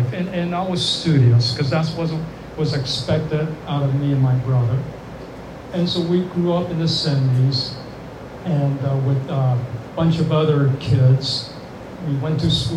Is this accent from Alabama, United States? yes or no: yes; Birmingham, Alabama, United States; I grew up in Birmingham, Alabama, in the 70s